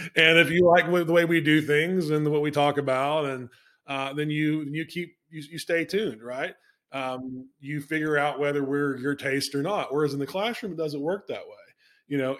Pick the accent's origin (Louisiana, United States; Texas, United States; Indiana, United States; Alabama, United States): Alabama, United States; moved away as an adult; also born or lived in Rhode Island; boy from Alabama going to Brown